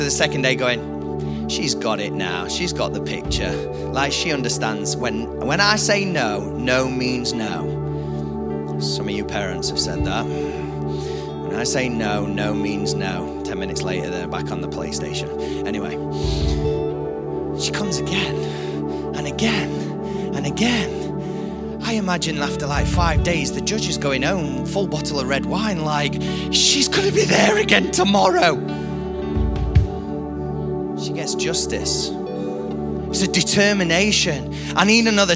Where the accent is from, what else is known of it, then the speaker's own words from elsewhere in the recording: United Kingdom; we're British